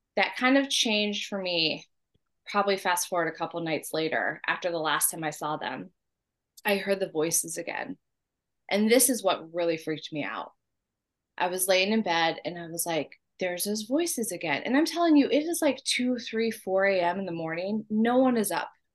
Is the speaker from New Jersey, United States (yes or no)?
no; San Diego, California, United States; moved away; I was born in San Diego, San Diego, June 30th, 1981